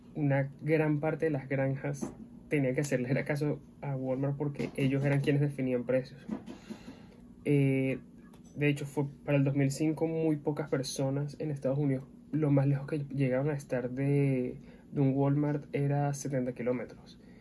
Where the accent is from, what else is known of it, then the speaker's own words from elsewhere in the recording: Venezuela; soy venezolano